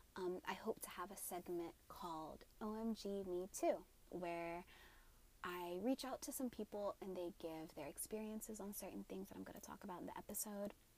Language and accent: English; Atlanta, Georgia, United States; I am Somali, but I was born and raised in Atlanta, Georgia